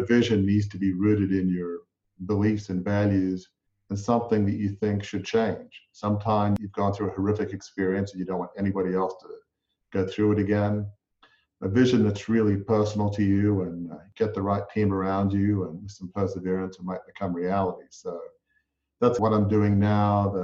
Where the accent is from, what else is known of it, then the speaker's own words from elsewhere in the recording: Australia; I grew up in Australia in a large family media business